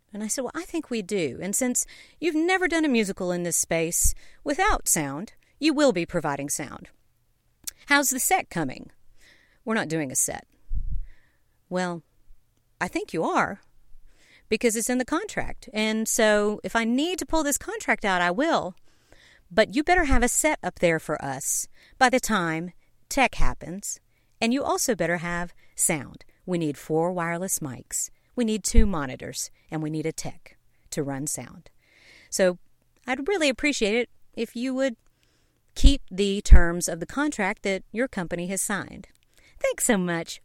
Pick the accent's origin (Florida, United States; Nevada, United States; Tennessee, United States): Tennessee, United States; Knoxville; also born or lived in Savannah, Georgia; I was born in Savannah, Georgia, and grew up in Knoxville, Tennessee